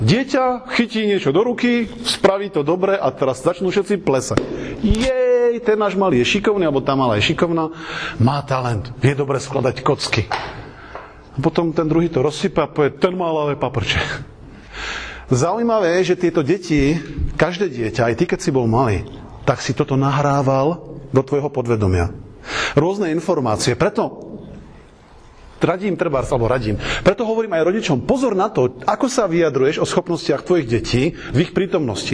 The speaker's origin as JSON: {"language": "Slovak", "country": "Slovakia", "said": "sme tu Slováci sami"}